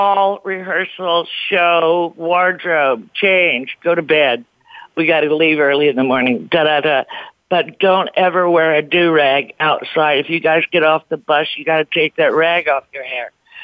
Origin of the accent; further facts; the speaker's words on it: East St. Louis, Illinois, United States; I'm from East St. Louis, where we have horns and Hammond B3 organs